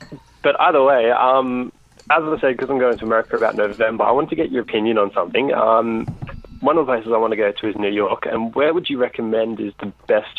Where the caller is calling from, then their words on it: Sydney, New South Wales, Australia; I'm calling from Sydney, Australia.